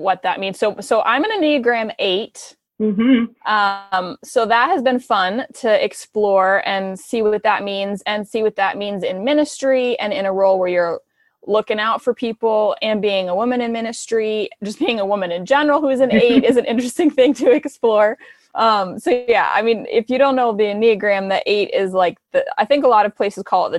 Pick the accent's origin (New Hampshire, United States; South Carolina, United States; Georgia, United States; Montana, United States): New Hampshire, United States; I grew up in New Hampshire. I'm a New Hampshire girl.